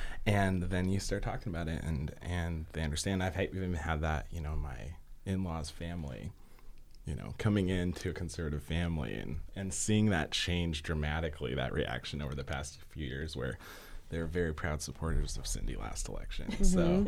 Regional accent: the West, United States; You know, growing up in the West and being able to go out there and see the diversity and all the different people was amazing.

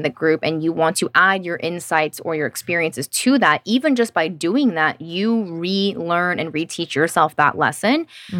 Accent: Tennessee, United States; I'm from Tennessee, where I think that's more common. I'm from the South.

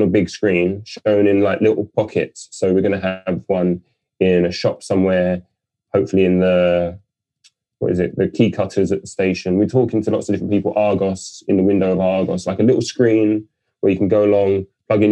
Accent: London, United Kingdom; I'm born and raised in London.

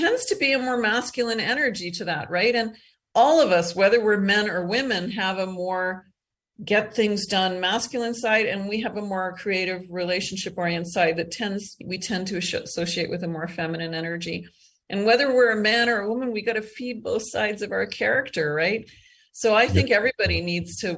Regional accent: Eastern Canada, Canada; also born or lived in Calgary, Alberta, Canada; now in Costa Rica; I grew up in Eastern Canada, and then I moved out west and lived in Calgary for almost 30 years

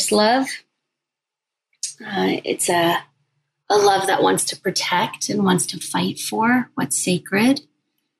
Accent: Kabul, Afghanistan; now in United States; I was born in Kabul, Afghanistan, during the Soviet invasion.

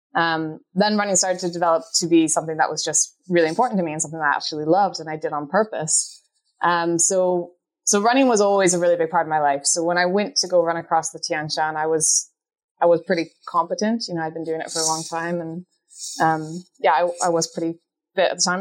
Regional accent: Canada; moved away as an adult; also born or lived in Scotland; I grew up in the Canadian Rockies

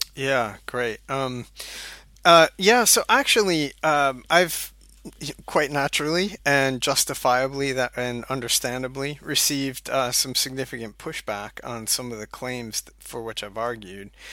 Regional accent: United States; moved away as an adult; also born or lived in Scotland / Durham, North Carolina; now in St Andrews, United Kingdom; you can tell from my accent, um, that I am originally from the U S

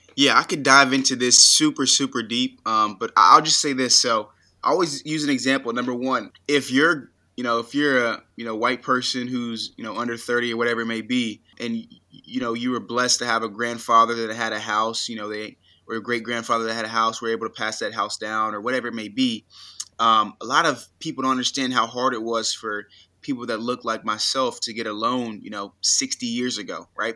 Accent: United States; I was born in the United States

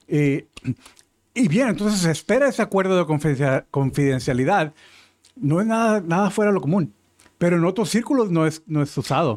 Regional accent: Mexico; moved away as an adult; now in United States; yo crecí en México

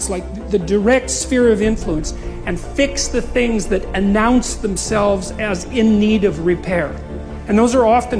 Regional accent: Fairview, Alberta, Canada; moved away; I was from Northern Alberta, this rough little town up in Northern Alberta called Fairview. And, you know, there were long winters there, and my friends were heavy drinkers, and most of them dropped out of school by the time they were 15 or 16

